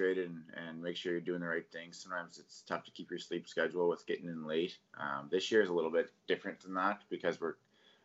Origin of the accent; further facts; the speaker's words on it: Yarmouth, Nova Scotia, Canada; moved away; I grew up in Yarmouth, and Yarmouth's pretty far from everything